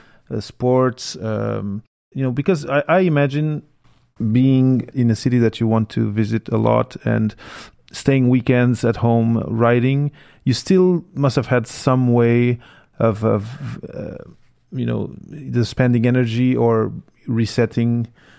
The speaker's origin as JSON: {"language": "English", "country": "Portugal", "tie": "born or raised there", "also_born_or_lived": "Belgium", "first_language": "French", "second_language": "English", "said": "I was born in Belgium of Portuguese parents. Spoke French first, then we came back to Portugal, learned Portuguese, eventually learned English"}